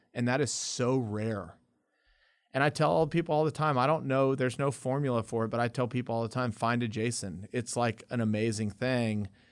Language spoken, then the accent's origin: English; Lubbock, Texas, United States; also born or lived in El Paso; we moved away from El Paso to Lubbock.